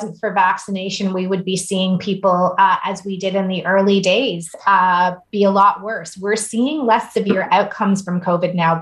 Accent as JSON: {"language": "English", "country": "Canada", "said": "just as a Canadian"}